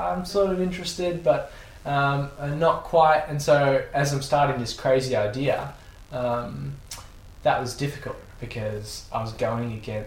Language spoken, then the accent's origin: English; Australia; we're also Australian